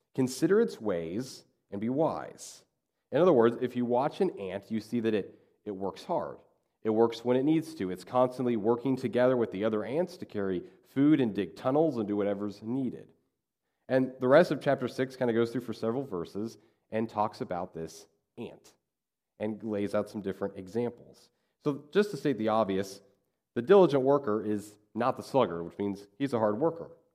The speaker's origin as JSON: {"language": "English", "region": "Kansas", "country": "United States", "tie": "born or raised there", "said": "when I grew up in Kansas, we had a lot of farmers in our community"}